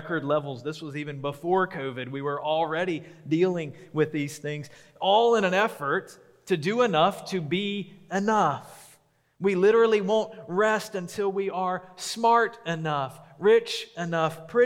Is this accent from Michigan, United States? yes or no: no; Memphis, Tennessee, United States; now in Huntsville, United States; growing up in Memphis